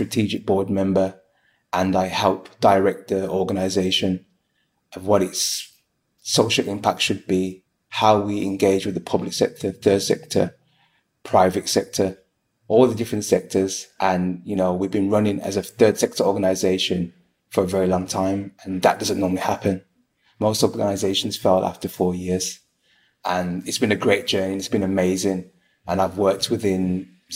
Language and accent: English; Birmingham, West Midlands, United Kingdom; I am from Birmingham.